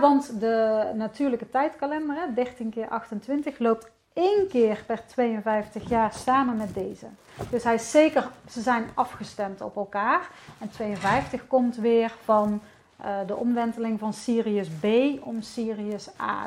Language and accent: Dutch; Netherlands; ik ben gewoon een Hollandse vrouw